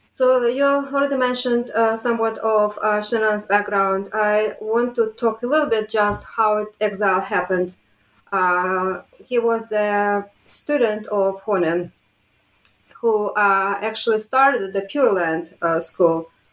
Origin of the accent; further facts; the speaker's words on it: Riga, Latvia; moved away; I was born in Riga, Latvia